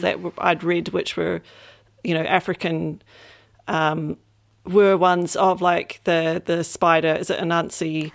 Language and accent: English; New Zealand; coming from New Zealand specifically, um, or a bit growing up in New Zealand